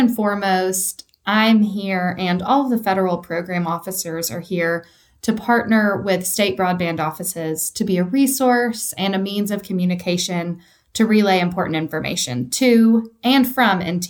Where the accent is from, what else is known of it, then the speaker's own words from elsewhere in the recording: East Tennessee, United States; I am a true Tennessean. I was born and raised in East Tennessee.